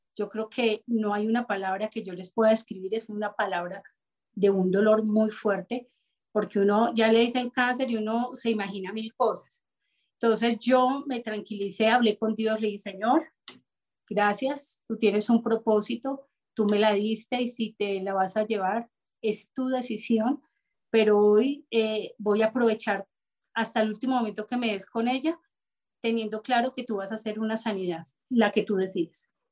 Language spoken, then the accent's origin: Spanish; Bogotá, Colombia; yo soy bogotana